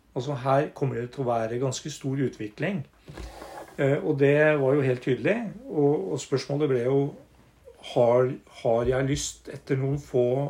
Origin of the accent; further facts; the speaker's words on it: Northern Norway, Norway; moved away; also born or lived in Hamar; jeg er eh, småbrukersønn fra Nord-Norge. vokst opp ute i havgapet